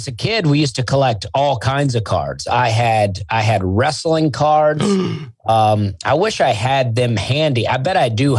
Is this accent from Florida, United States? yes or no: no; Opelika, Alabama, United States; moved away as an adult; now in Nashville, United States; I grew up in a town called Opelika, Alabama.